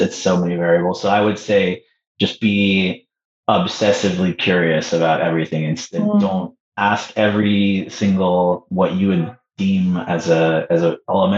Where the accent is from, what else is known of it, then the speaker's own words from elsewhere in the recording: Canada; also born or lived in Peru; Canadian, but I was born in Peru